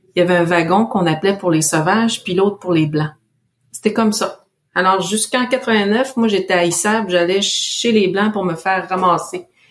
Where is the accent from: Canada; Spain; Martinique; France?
Canada; je viens de la Mouchouanepi, il n'y a pas de Canada Goose là-bas